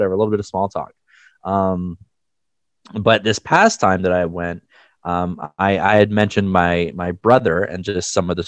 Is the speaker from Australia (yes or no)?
no; Canada; as a Canadian